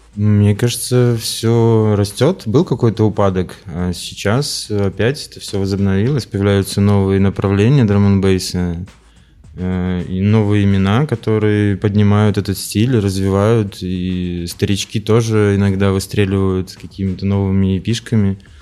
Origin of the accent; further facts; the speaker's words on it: Farinovo, Vitebsk Region, Belarus; я родился под Полоцком в деревне, ну, это городской поселок, Фариново называется